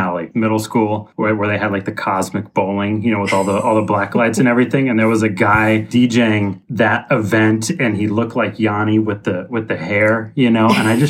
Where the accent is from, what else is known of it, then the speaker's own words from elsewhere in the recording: Seattle, Washington, United States; also born or lived in Boston; I'm from Seattle. I grew up on Queen Anne in the city, stayed around here until I was 18, ready to go to college, you know, moved back east